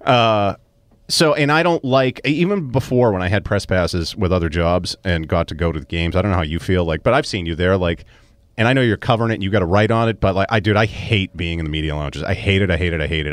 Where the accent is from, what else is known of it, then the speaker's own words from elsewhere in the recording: Melrose, Massachusetts, United States; born and raised Melrose